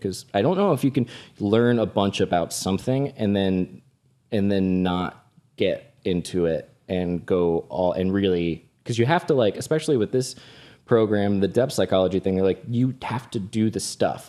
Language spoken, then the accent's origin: English; Florida, United States; moved away; Orlando and Tampa. Uh, my home state